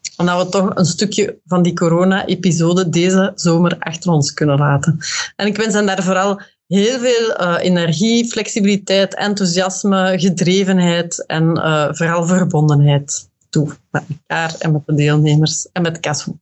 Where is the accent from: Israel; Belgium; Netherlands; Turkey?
Belgium; Westerlo, Flanders; moved away as an adult; now in Brussels, Belgium; ik woon ondertussen 23 jaar in Brussel en ik ben afkomstig van Westerlo, uit, uit de Kempen